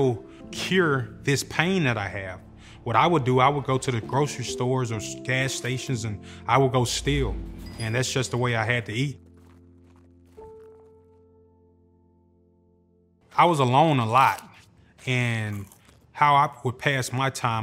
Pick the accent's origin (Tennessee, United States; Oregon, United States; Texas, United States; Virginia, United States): Tennessee, United States; Memphis; I grew up in Hurt Village